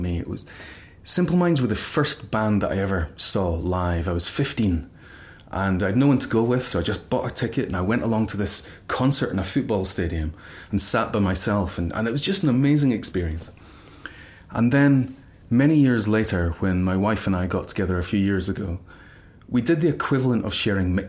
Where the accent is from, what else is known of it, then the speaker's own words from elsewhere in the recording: Glasgow, Scotland, United Kingdom; moved away; I was brought up in a very middle-class family in Glasgow